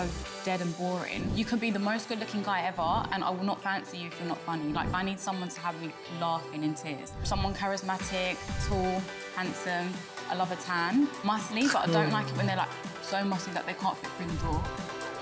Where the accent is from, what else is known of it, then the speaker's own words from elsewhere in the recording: London, United Kingdom; I'm a hairstylist from North London